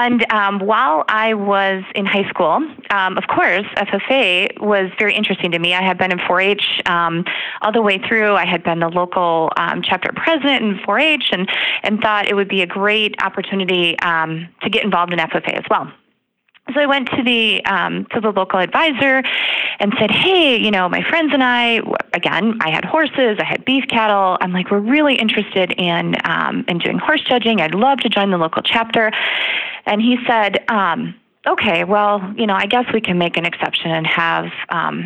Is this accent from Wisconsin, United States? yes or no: yes; Slinger, Wisconsin, United States; I am originally from Southeast Wisconsin. So grew up over in Slinger.